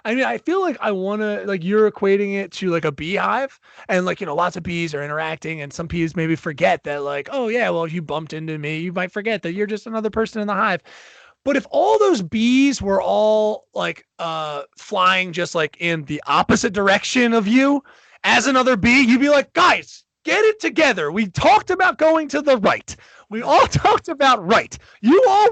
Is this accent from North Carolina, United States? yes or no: no; New Jersey, United States; moved away as an adult; now in Pennsylvania, United States; I now moved to PA. I'm from New Jersey.